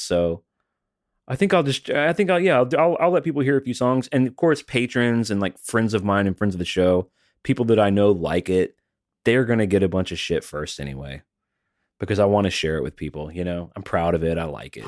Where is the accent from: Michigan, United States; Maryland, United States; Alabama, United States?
Alabama, United States; now in Tennessee, United States; I'm from Alabama. I live in Tennessee